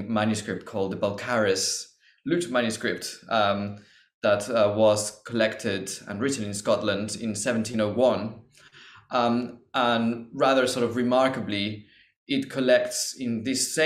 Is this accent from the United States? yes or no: no; Mexico; now in London, United Kingdom; I'm originally from Mexico